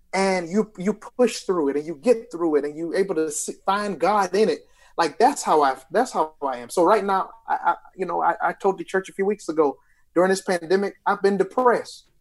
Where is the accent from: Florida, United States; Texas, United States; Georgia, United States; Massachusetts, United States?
Georgia, United States; Lithonia; I'm from Lithonia, Georgia